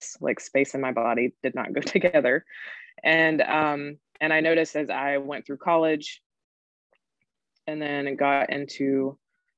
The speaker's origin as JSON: {"language": "English", "region": "North Carolina", "country": "United States", "said": "I'm originally from North Carolina. And I was raised by my grandmother"}